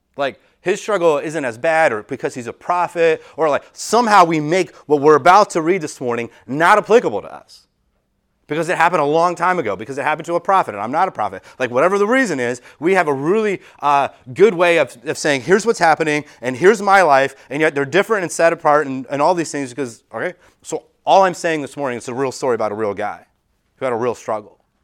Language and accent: English; United States